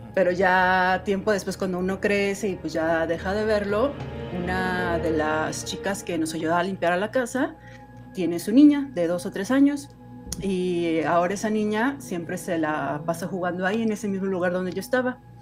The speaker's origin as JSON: {"language": "Spanish", "region": "Guanajuato", "country": "Mexico", "tie": "born or raised there", "moved": "as an adult", "lives_now": "Mexico City, Mexico", "said": "Yo soy originaria de Guanajuato, no sé si lo conozcan, de Guanajuato Capital"}